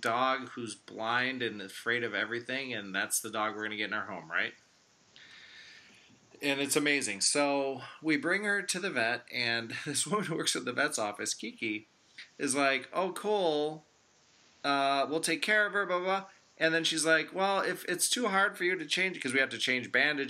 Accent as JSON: {"language": "English", "town": "Chicago", "region": "Illinois", "country": "United States", "said": "I'm a Chicagoan, Texas sweat captain, but it's not too far from here."}